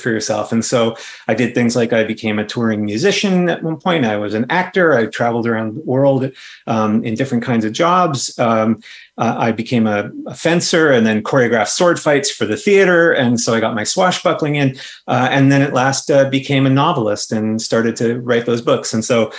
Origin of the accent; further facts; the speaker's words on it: Canada; I'm a Canadian fantasy author.